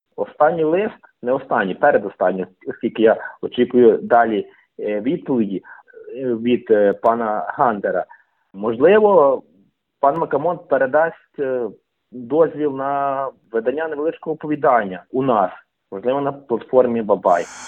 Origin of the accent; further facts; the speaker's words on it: Ternopil Oblast, Ukraine; now in Ivano-Frankivsk, Ukraine; Я сам народився на Тернопільщині, але фактично більшу половину свого життя живу у красивому місті Івано-Франківськ